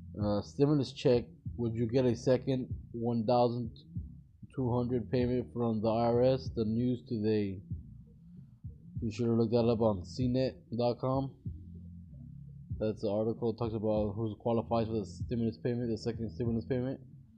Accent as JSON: {"language": "English", "area": "Norco", "region": "California", "country": "United States", "tie": "born or raised there", "said": "That's in my hometown right there, where I live."}